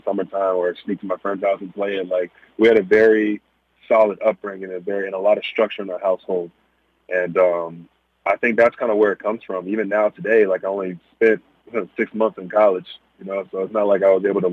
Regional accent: Bedford, Texas, United States; Bedford, Texas, where I'm from, it's what made me. It's where I grew up.

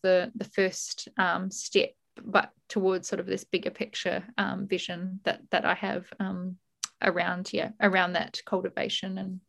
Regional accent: Camden, New South Wales, Australia; moved away as an adult; now in New Zealand; I grew up in Camden, which I'm currently sitting in at my parents' place in lockdown

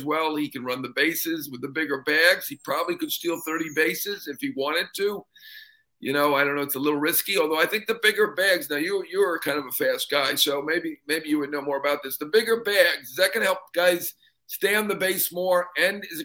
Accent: New York, United States; I'm a New Yorker

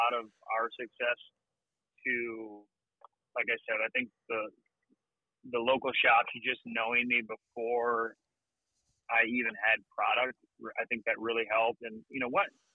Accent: Michigan, United States; We're from Michigan

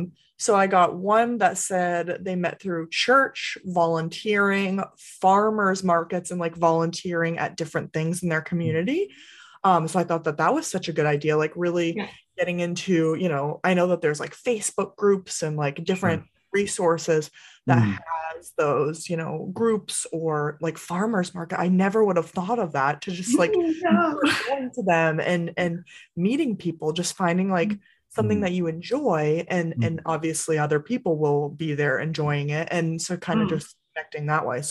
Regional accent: Massachusetts, United States; now in New Hampshire, United States; I'm originally from Massachusetts, but I moved to New Hampshire, just the state right above

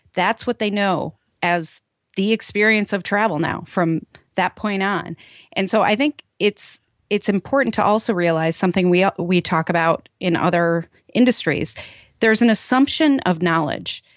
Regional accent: Chicago, Illinois, United States; my hometown, Chicago O'Hare

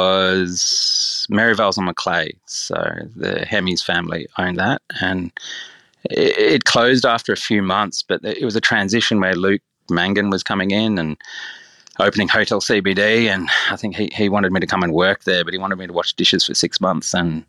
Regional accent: Turramurra, New South Wales, Australia; Pretty much we used to grow our own veggies in the front garden and we grew up in like in Taramara, like Warrawee.

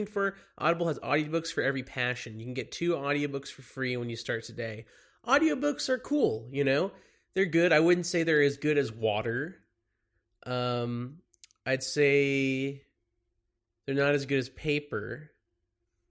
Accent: Dallas, Texas, United States; also born or lived in Los Angeles; now in New York, United States; I'm from Dallas

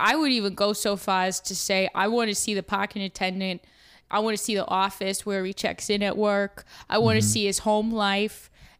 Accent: Brockton, Massachusetts, United States; accent: Boston; Yeah, so I'm from Brockton, which is just outside of Boston. It's a little rough around the edges, some people say. But I'm born and raised there.

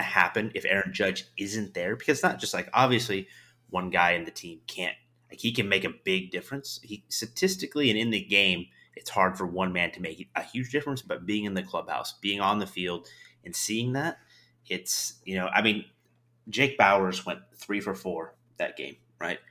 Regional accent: the Northwest, Pacific Northwest, United States; moved away; I grew up in the Northwest. grew up watching the Mariners all the time

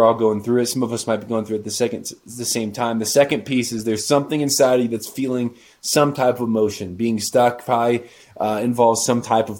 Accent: Indiana, United States; moved away as an adult; now in Denver, United States; my home state in Indiana

